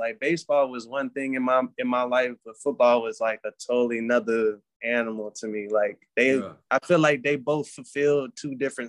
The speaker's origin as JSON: {"language": "English", "region": "Hawaii", "country": "United States", "tie": "born there", "also_born_or_lived": "Germany / South Carolina / North Carolina / Georgia", "said": "And I was born in Hawaii."}